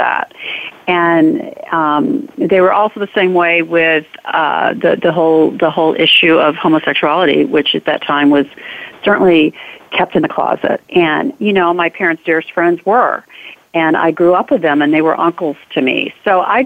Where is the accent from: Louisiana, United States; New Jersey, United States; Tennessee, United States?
Tennessee, United States; Memphis; growing up in Memphis during the civil rights and so much segregation